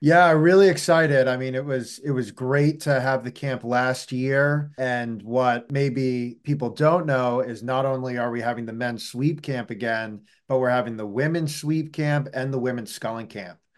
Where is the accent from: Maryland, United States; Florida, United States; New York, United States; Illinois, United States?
New York, United States; New York City; moved away as an adult; now in Hanover, United States; I grew up, you know, right in the heart of Manhattan